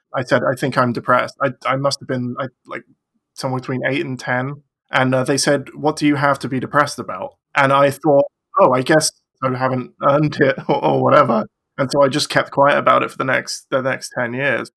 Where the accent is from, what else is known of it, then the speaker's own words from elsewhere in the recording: England, United Kingdom; I am from England